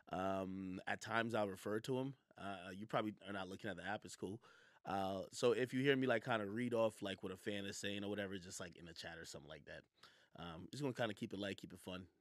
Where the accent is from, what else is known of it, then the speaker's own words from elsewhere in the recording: New York, United States; I'm in LA right now, right? I'm really from New York.